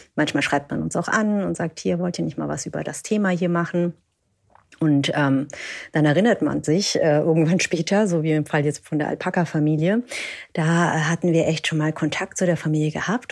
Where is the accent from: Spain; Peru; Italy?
Peru; moved away; Ich komme ursprünglich aus Peru